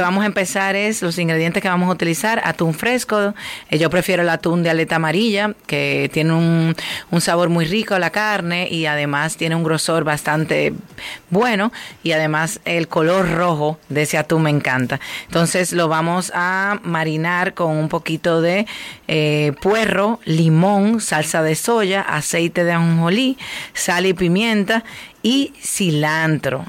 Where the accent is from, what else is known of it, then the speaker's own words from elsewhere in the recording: Dominican Republic; nos identifica como dominicanos